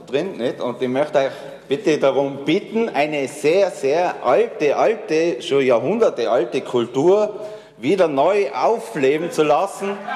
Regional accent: the Alps, Austria; Wir sind Alpenländer, wir sind in die Alpen groß geworden, wir steigen auf die Berge und dann trinken wir unser halbes Bier.

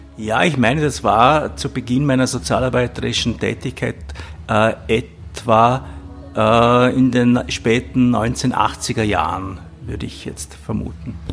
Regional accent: Vorarlberg, Austria; ich komme aus Vorarlberg

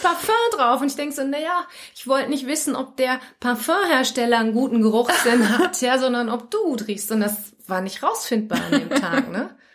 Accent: Germany; moved away; als Deutsche

